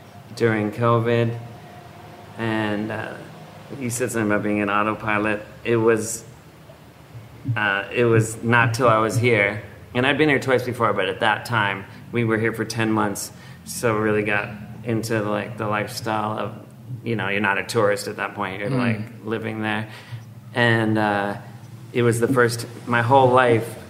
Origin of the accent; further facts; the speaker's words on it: Los Angeles, California, United States; I was born in Los Angeles.